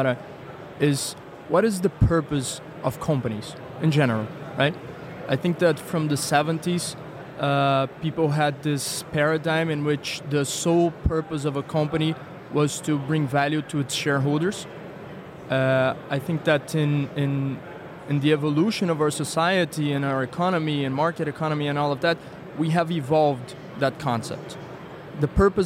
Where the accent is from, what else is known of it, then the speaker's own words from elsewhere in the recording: Rio de Janeiro, Brazil; moved away as an adult; now in Lisbon, Portugal; I'm originally from Brazil, from Rio de Janeiro.